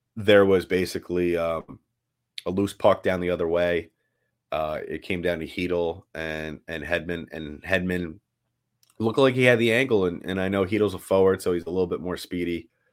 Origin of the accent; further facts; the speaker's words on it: New York City, New York, United States; moved away; I grew up in New York City